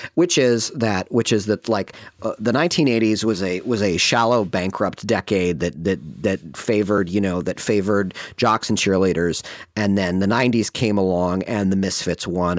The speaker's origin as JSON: {"language": "English", "town": "Ann Arbor", "region": "Michigan", "country": "United States", "tie": "born or raised there", "said": "we had an amazing movie theater in my hometown, which was Ann Arbor, Michigan"}